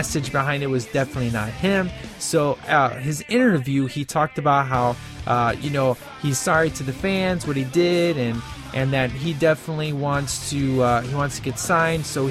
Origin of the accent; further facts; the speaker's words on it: Chicago, Illinois, United States; I'm from Chicago.